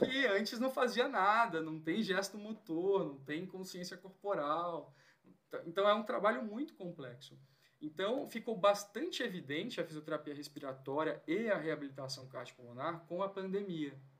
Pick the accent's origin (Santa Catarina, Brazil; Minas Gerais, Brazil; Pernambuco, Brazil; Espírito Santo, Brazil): Espírito Santo, Brazil; São Mateus; moved away as an adult; now in São Paulo, Brazil; eu sou lá do Espírito Santo, de São Mateus, uma cidade do interior, litoral norte. Fiz faculdade de fisioterapia lá e me mudei para São Paulo assim que eu terminei